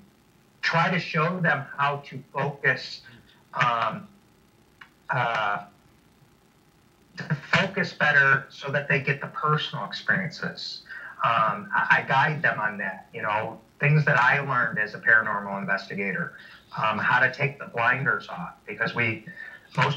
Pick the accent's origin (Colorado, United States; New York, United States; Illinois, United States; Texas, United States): Illinois, United States; Chicago; moved away; I'm originally from Chicago. That was my stomping grounds.